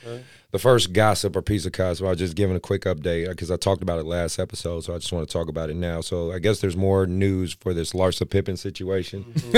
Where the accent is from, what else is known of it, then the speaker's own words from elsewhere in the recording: Oakland, California, United States; I'm from Oakland, so I really appreciate that. I'm an Oakland guy.